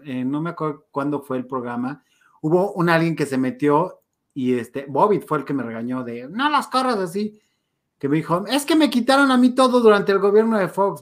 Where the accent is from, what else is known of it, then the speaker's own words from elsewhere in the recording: Mexico; sí somos mexicanos agachones muchas veces